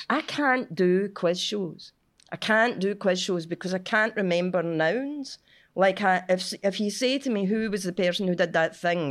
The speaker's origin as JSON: {"language": "English", "town": "Cumbernauld", "region": "Scotland", "country": "United Kingdom", "said": "I'm from Cumbernauld."}